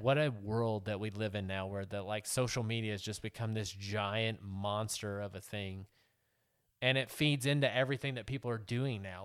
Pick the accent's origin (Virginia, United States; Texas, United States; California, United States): Texas, United States; moved away; my home state of Texas